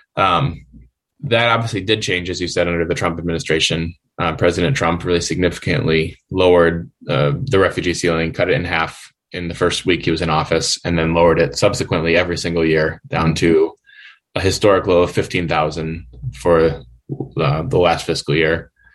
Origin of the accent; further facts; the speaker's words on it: Wisconsin, United States; moved away as an adult; also born or lived in Chicagoland area, Illinois; I'm originally from Wisconsin. Uh, grew up in a fairly small city in Wisconsin